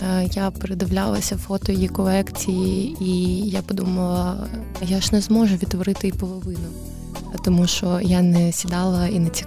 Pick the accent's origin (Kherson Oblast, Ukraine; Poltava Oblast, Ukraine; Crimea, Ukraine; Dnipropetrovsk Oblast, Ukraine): Dnipropetrovsk Oblast, Ukraine; Kamianske; moved away; also born or lived in Kharkiv; я родом з Кам'янського, але, але Харків для мене став домом